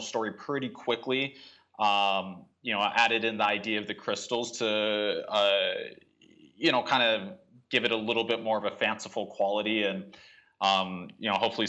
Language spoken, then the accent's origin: English; Tucson, Arizona, United States; I'm from Tucson